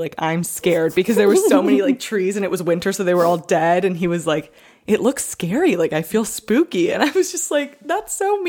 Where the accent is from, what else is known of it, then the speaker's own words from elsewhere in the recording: Maryland, United States; moved away as an adult; now in Los Angeles, United States; Because I come from Maryland where there's like trees and stuff.